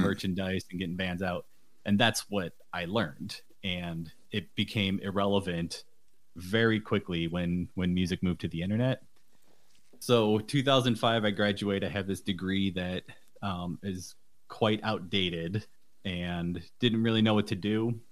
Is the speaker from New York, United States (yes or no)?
yes; Buffalo, New York, United States; I'm from Buffalo, New York